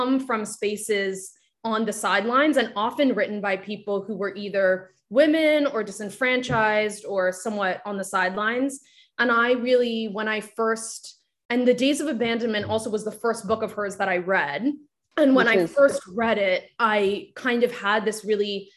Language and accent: English; Japan; first language Japanese; English is a second language; moved away; I grew up in Japan and my first language was Japanese, and I was educated in it first and spoken at first, but I live right now much more in English.